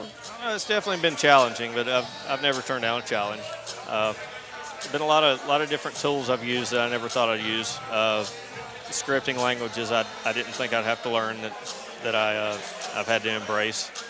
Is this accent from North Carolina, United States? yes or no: yes; Rutherfordton, North Carolina, United States; I'm from a little town in North Carolina called Rutherfordton.